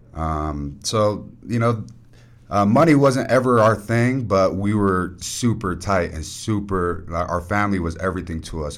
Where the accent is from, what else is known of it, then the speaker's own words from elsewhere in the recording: South Jordan, Utah, United States; also born or lived in Copper Hills; when we moved from Copper Hills to South Jordan, South Jordan's in the boundaries where Bingham High is and Bingham Little League is